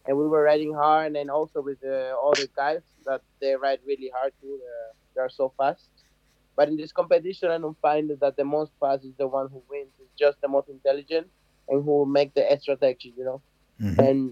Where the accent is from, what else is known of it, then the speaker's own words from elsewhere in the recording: Cabarete, Puerto Plata, Dominican Republic; I'm from Cabarete